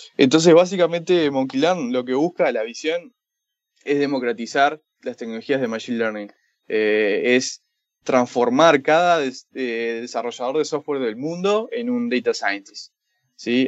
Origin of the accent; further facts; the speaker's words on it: Montevideo, Uruguay; also born or lived in San Francisco, United States; Originalmente uruguayo, de Montevideo. Eh, y sí, eh, nacido allá, crecí allá, trabajé allá